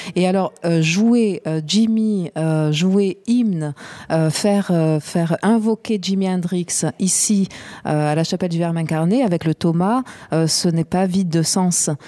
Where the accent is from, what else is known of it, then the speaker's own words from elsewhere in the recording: Marseille, Provence-Alpes-Côte d'Azur, France; j'ai grandi à Marseille